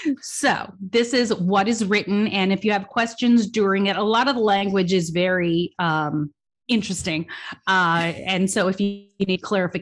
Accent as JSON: {"language": "English", "country": "Australia", "tie": "born or raised there", "said": "I was born in Australia. So most of my history comes from Australia and England before that, usually some Scotland, some Norway"}